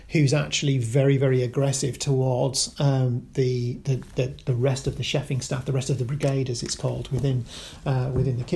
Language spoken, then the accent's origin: English; Kendal, North West England, United Kingdom; moved away; I'm originally from Kendal